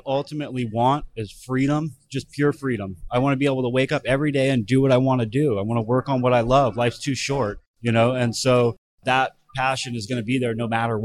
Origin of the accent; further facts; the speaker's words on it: Thousand Oaks, California, United States; moved away as an adult; now in San Diego, United States; Originally from Southern California, but I grew up in Thousand Oaks